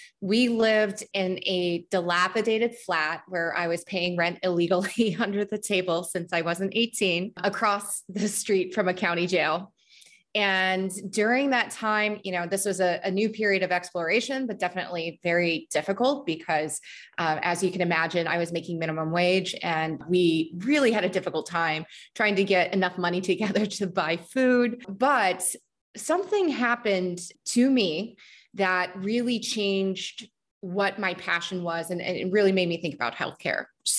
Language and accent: English; Midwest, United States; also born or lived in Germany / North Dakota / Mississippi / Missouri; I was born in Germany, but we moved back to the United States when I was 2 years old. And from that point, we went between North Dakota to Mississippi, Missouri, Texas, Northern Illinois, pretty much all in the Midwest and also in the Deep South.